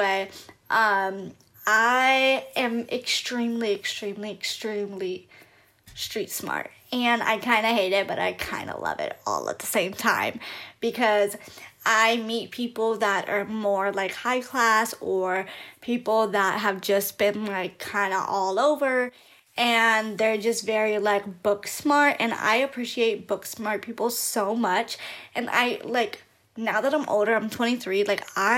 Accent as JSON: {"language": "English", "town": "Long Beach", "region": "California", "country": "United States", "tie": "born or raised there", "said": "I grew up in North Long Beach, California"}